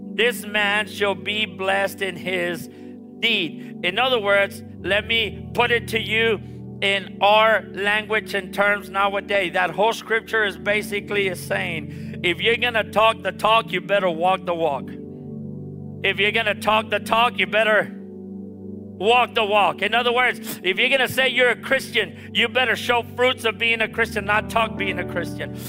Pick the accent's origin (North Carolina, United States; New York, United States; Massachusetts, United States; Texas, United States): Texas, United States; Harlingen; I'm from Harlingen, and I remember that when we were growing up, the Lord gave my father and mother their first house